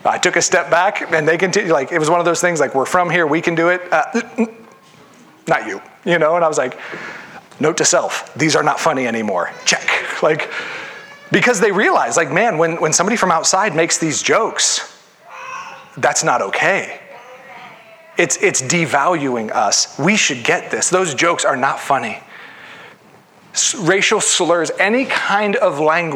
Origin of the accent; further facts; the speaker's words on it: Ohio, United States; I grew up in Ohio, but my neighborhood was predominantly white.